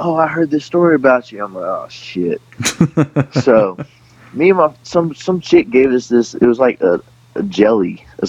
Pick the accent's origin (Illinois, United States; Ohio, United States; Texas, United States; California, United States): Texas, United States; Houston; also born or lived in Shreveport; Nah, I was born in Shreveport, and I kind of just bounced around. We moved a lot growing up. And we just ended up in Houston at the end of it.